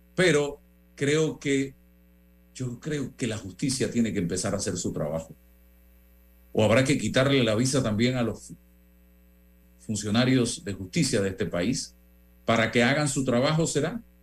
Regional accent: Panama; como periodista y como panameño

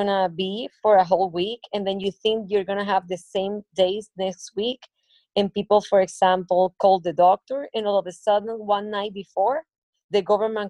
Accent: Barranquilla, Atlántico, Colombia; I'm from Barranquilla

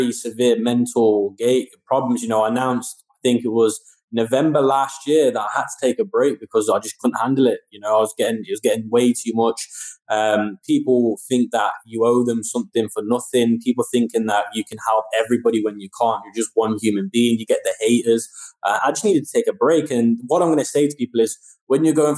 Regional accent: United Kingdom; my home country, the UK

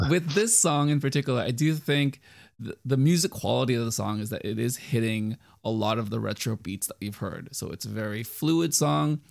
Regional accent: United States; I'm Asian, but I grew up in the United States

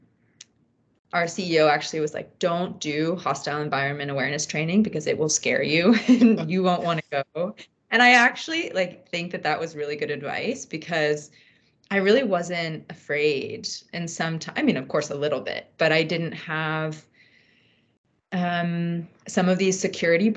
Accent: United States; moved away as an adult; also born or lived in Afghanistan / Pakistan; my positionality as an American

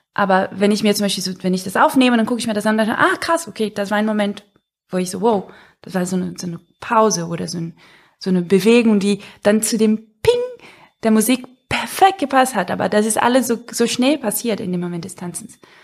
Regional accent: Brazil; moved away

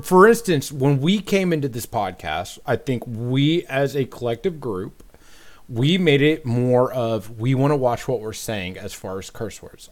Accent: Dayton, Ohio, United States; moved away as an adult; now in North Carolina, United States; I'm from Dayton, Ohio.

